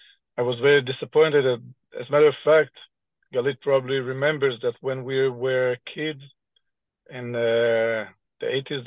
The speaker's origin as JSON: {"language": "English", "country": "Canada", "tie": "born or raised there", "moved": "yes", "lives_now": "Israel", "said": "I explained that I was born in Canada, my mother, my father, my sister, my brother, they're all Canadian. My grandmother is Canadian."}